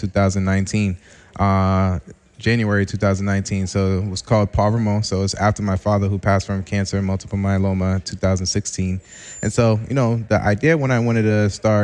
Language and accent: English; Boston, Massachusetts, United States; also born or lived in Mattapan / Randolph, Massachusetts; I was born in Mattapan. Then ended up transitioning and moving out to South Shore Randolph, and now I've been in South Boston for the past 3 years